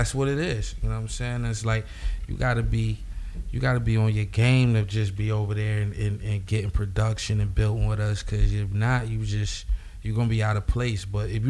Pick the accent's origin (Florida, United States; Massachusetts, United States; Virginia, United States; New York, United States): New York, United States; Buffalo; Buffalo, man.